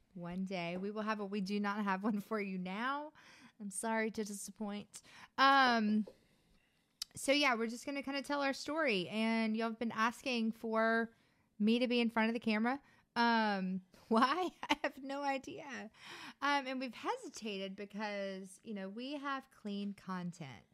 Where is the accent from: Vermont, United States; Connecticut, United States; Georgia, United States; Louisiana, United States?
Louisiana, United States; Baton Rouge; moved away; also born or lived in Ruston, Louisiana; I was born in Baton Rouge in nineteen eighty-four